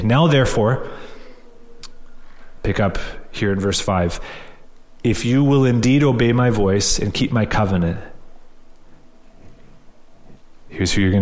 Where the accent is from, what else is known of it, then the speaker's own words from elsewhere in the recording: Canada; we're Canadian